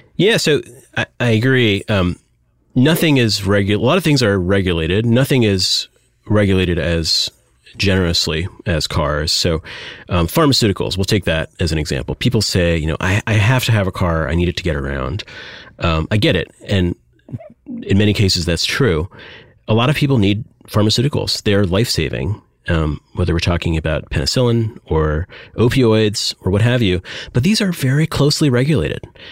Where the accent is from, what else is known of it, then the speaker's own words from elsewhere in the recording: Michigan, United States; I grew up in Michigan